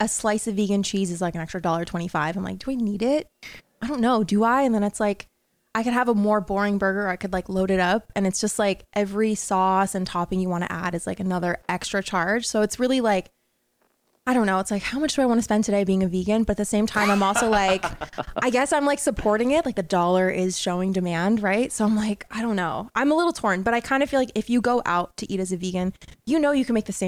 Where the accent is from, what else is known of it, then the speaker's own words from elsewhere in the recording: New York, United States; I'm from New York